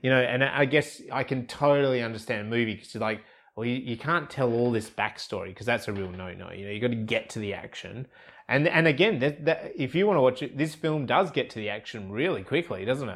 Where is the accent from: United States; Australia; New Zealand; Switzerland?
Australia; I'm Australian.